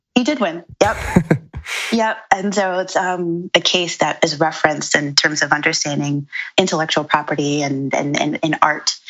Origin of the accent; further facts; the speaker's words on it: New York City, New York, United States; I'm originally from Brooklyn. I'm from Bed-Stuy, and I grew up there with um, my parents